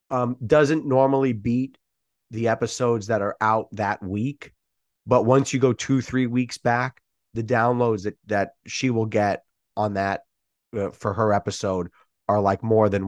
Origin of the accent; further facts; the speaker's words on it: New York, United States; because I'm from New York, so there were a couple of things named after him